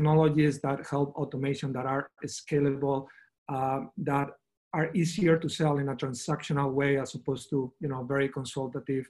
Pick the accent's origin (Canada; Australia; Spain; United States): Spain; I come from Spain